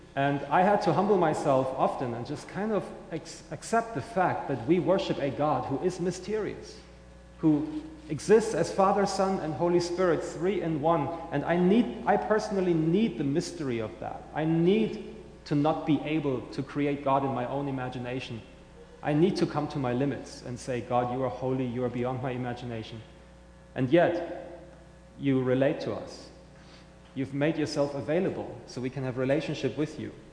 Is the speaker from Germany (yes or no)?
yes; Germany; accent: German; English is a second language; now in St. Johns County, United States; I'm originally from Germany, as you may hear in my accent